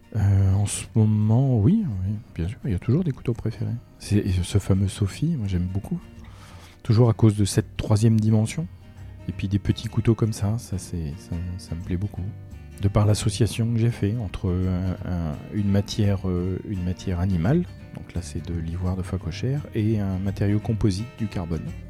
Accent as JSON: {"language": "French", "town": "Romorantin-Lanthenay", "region": "Centre-Val de Loire", "country": "France", "tie": "born or raised there", "said": "je suis arrivé à Romantin, je devais avoir 7 ans. Donc euh, ça fait un petit moment que je suis dans la région quand même"}